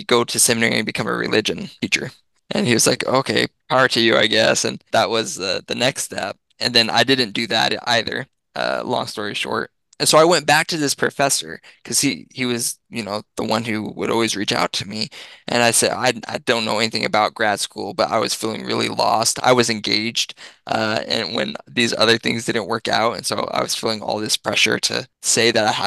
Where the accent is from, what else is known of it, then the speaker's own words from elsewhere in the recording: Massachusetts, United States; moved away as an adult; now in Missouri, United States; I'm from Massachusetts